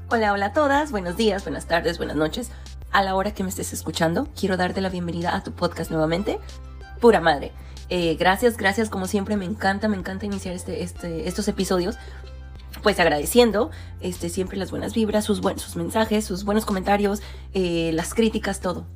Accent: Jalisco, Mexico; moved away; Ahí en Jalisco, de donde yo soy

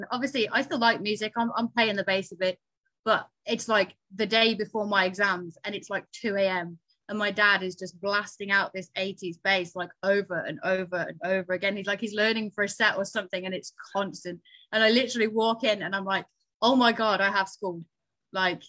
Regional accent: Newcastle upon Tyne, North East England, United Kingdom; moved away; also born or lived in southern UK; I was born in Newcastle. I now live way further down south in the UK than that.

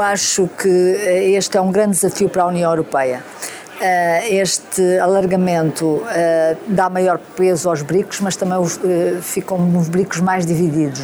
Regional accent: Beja, Alentejo, Portugal; Sou de Beja

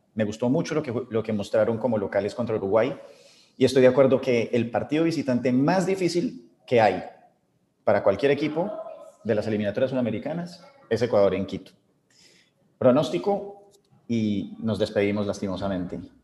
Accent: Colombia; somos colombianos

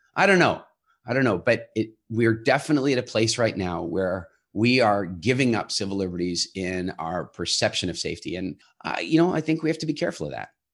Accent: United States; now in Halifax, Canada; I come from America

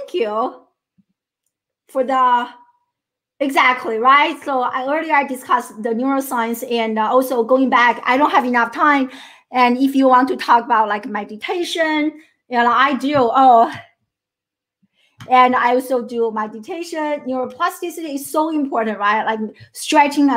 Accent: China; first language Chinese; English is a second language; moved away as an adult; now in United States; I grew up in China. I'm a first generation immigrant and to the United States. And I came to the US in my early 20s, 21 years old.

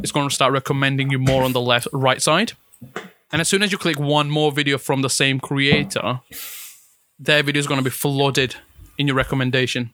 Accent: Italy; English is a second language; now in United Kingdom; I was born and raised in Italy. Moved here back in 2014

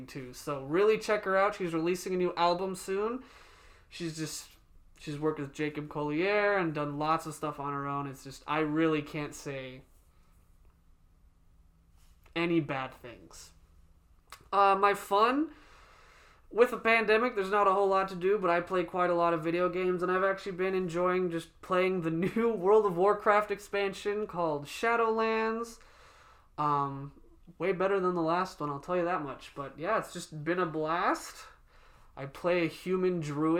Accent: South Africa; my mom just gets them or makes them because they're South African. We're from South Africa.

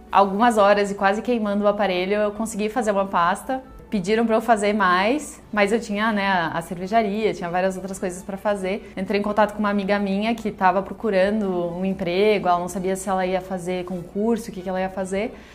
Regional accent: interior of Rio Grande do Sul, Brazil; moved away as an adult; also born or lived in Porto Alegre; now in São Paulo, Brazil; Eu sou do interior do Rio Grande do Sul, morei boa parte da minha vida em Porto Alegre e eu moro aqui em São Paulo fazem 7 anos

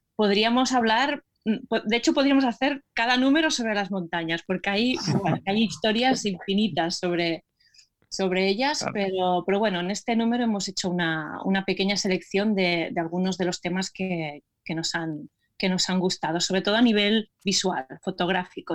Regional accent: Terrassa, Catalonia, Spain; mi ciudad de origen, que es Tarrasa

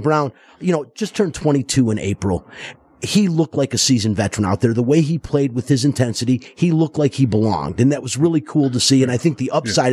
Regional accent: Detroit, Michigan, United States; now in Las Vegas, United States; I'm from Detroit

